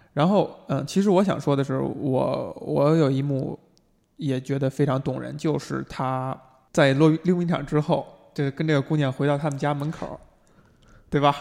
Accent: China; 作为中国人

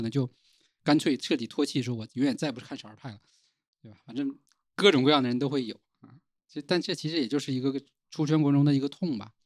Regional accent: Northeast China, China; now in Shenzhen, China; 在，在老家其实是很少能够了解这些东西

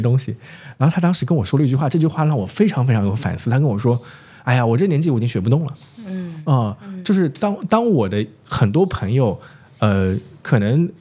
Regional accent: Zhejiang, China; moved away; 我们同时都从浙江一个小城市出来的

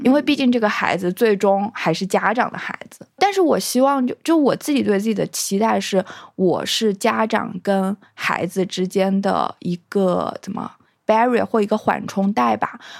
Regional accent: China; moved away; 我小时候有想过，如果我没有生在中国，我有什么遗可遗憾的？

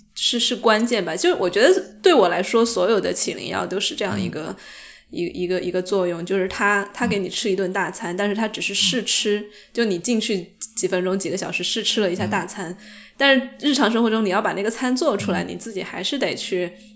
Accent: Sichuan, China; 其实跟我们四川人真的有点像

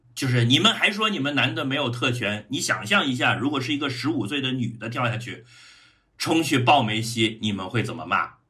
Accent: Changsha, Hunan, China; 我的长沙老乡们

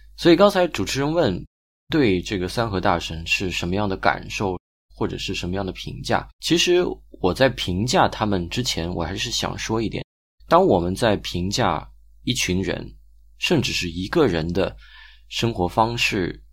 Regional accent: China; 可能跟我们中国人吃苦耐劳的传统的劳动观是格格不入的

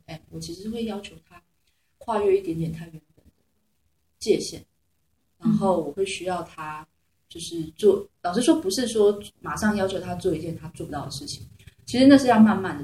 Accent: Taiwan; accent: Taiwanese; also born or lived in Beijing; 我是来自台湾的实验女王

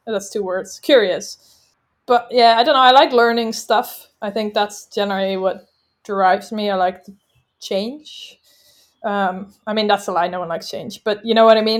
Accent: just outside of Amsterdam, North Holland, Netherlands; moved away as an adult; also born or lived in London / Dubai; I'm from the Netherlands, just outside of Amsterdam

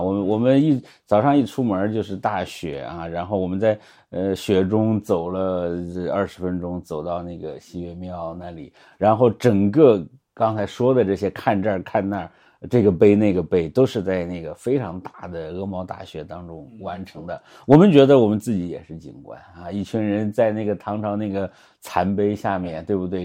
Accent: Henan, China; 我作为一个河南人

